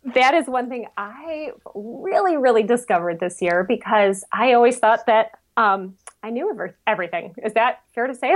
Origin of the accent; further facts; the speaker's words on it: Michigan, United States; I'm from Michigan